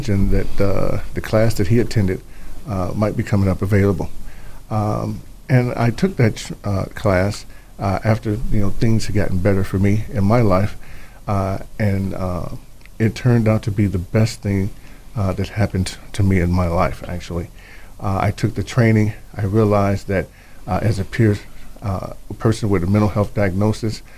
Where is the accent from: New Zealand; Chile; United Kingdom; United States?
United States; Chicago, Illinois; now in Idaho, United States; I'm originally from Chicago.